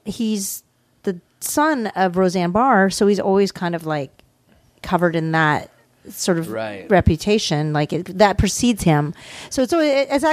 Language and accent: English; Canada; I'm Canadian